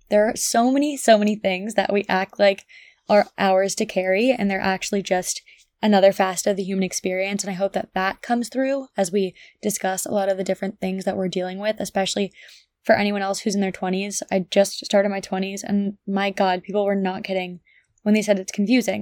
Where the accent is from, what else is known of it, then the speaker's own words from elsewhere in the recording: Ridgewood, New Jersey, United States; moved away as an adult; also born or lived in Connecticut / Nashville, Tennessee; I grew up in Ridgewood, New Jersey